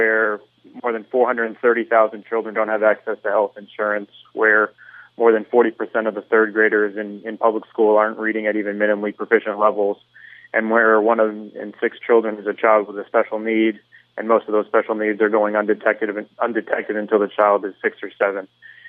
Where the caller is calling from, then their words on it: Aventura, Florida, United States; I'm actually calling from the northern part of the county, from Aventura.